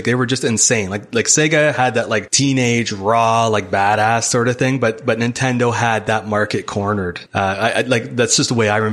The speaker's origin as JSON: {"language": "English", "town": "Hamilton", "region": "Ontario", "country": "Canada", "tie": "born or raised there", "said": "I'm from Hamilton, Ontario. It's just outside Toronto"}